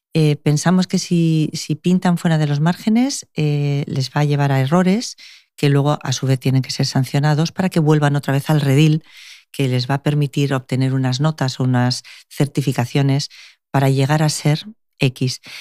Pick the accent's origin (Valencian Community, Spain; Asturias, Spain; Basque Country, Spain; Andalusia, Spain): Basque Country, Spain; now in Málaga, Spain; es de dónde vengo